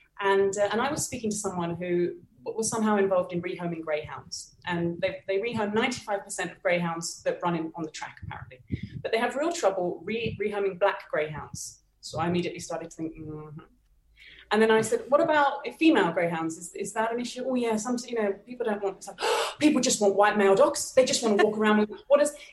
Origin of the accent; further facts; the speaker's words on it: United Kingdom; now in Bogota, Colombia; I'm British